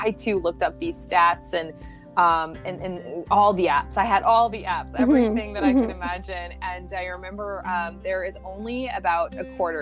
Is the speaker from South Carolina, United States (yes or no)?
no; Syracuse, New York, United States; moved away as an adult; now in Belgium; I grew up in Syracuse, New York.